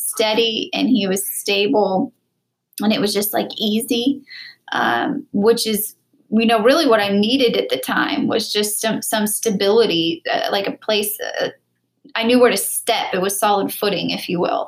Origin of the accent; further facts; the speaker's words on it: Wichita, Kansas, United States; moved away; Wichita, Kansas, my hometown